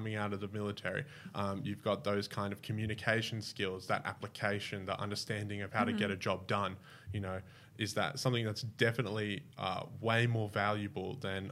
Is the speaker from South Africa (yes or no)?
no; Bowral, New South Wales, Australia; also born or lived in Brisbane, Queensland; now in Canberra, Australia; I grew up in Bowral